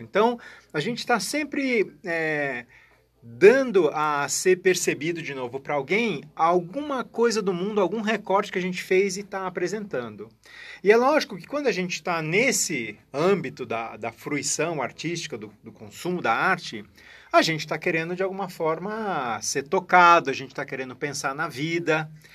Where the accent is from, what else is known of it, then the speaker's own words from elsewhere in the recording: Barbacena, Minas Gerais, Brazil; moved away; also born or lived in São Paulo; quando eu era criança, moço lá em Barbacena